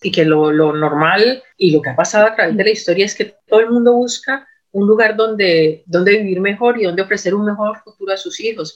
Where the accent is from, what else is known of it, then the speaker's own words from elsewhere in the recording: Buga, Valle del Cauca, Colombia; moved away as an adult; also born or lived in Palmira / Tuluá / Cali / Bogotá; now in Las Palmas de Gran Canaria, Spain; yo nací en una ciudad que se llama Palmira, en el Valle del Cauca, pero nunca viví en esa ciudad. Y yo crecí en Buga